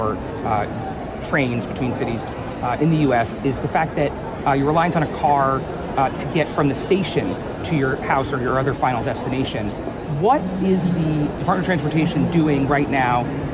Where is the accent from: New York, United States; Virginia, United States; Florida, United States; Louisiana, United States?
New York, United States; moved away as an adult; also born or lived in Washington, D.C.; I'm from New York, and I lived in D.C. for many years